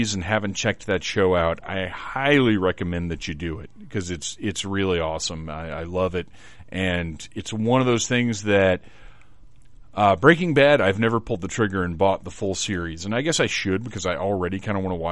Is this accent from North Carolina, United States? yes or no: yes; Wilmington, North Carolina, United States; also born or lived in Atlanta, Georgia; I grew up in Wilmington, basically, between here and Atlanta